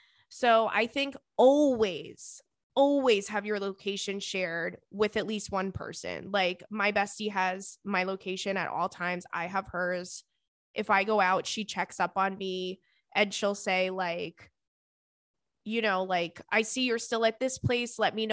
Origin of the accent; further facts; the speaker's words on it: Las Vegas, Nevada, United States; I've been single all my life, literally. I'm born and raised in Las Vegas, besides the years that I left for college